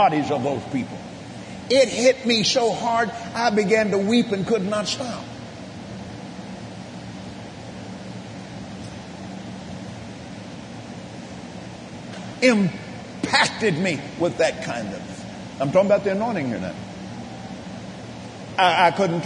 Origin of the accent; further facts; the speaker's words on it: Abilene, Texas, United States; where I was raised in Abilene, Texas